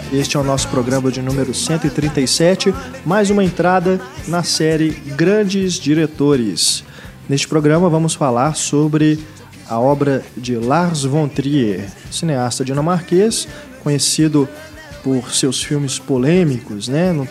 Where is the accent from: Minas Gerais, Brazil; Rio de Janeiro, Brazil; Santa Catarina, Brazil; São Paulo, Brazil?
Santa Catarina, Brazil; Blumenau; now in Manaus, Brazil; Sou, sou de Blumenau.